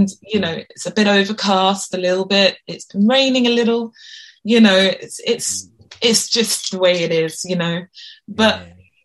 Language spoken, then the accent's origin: English; London, United Kingdom; this is where I was born and raised